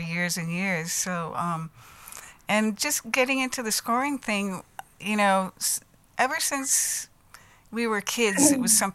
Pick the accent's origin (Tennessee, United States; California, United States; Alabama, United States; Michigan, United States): California, United States; Los Angeles; moved away as an adult; also born or lived in Minneapolis; I was from Los Angeles, and so I'm actually an import to Minneapolis, which is really funny, because I grew up in the music business. My father was a session musician, you know, and I was from LA. I lived under the Hollywood sign in Beechwood Canyon